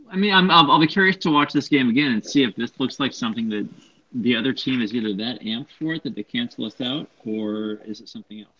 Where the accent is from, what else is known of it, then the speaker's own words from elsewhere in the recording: Southern California, United States; I grew up in Southern California